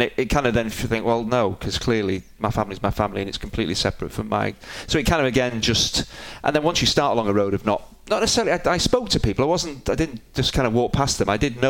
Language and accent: English; Manchester, North West England, United Kingdom; born or raised there